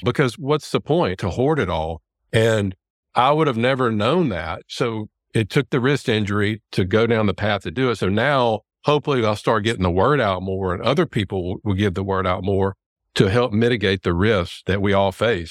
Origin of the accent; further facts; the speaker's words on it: Louisiana, United States; there's a D O school here in my hometown in Louisiana